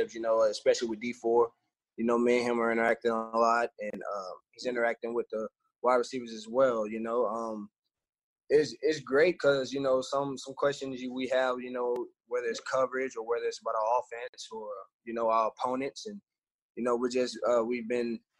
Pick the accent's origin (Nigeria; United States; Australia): United States; Georgia; now in Houston, United States; we're from Georgia. We live in Georgia